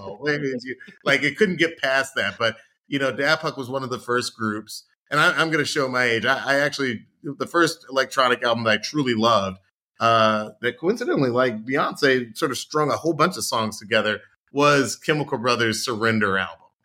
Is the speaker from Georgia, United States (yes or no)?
yes; Atlanta, Georgia, United States; I grew up in Atlanta